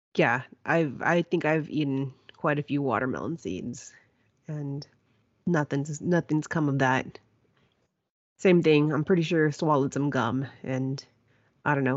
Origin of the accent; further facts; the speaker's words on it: Kingsville, Texas, United States; growing up in Kingsville